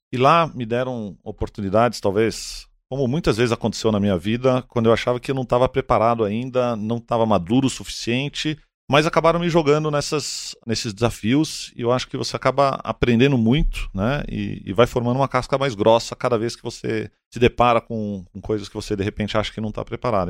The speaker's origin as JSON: {"language": "Portuguese", "region": "São Paulo", "country": "Brazil", "tie": "born or raised there", "said": "Eu nasci aqui, eu estudei em São Paulo"}